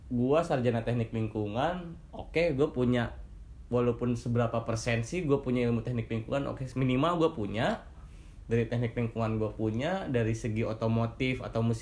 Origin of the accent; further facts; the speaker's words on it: West Java, Indonesia; juga gue orang Sunda gitu kan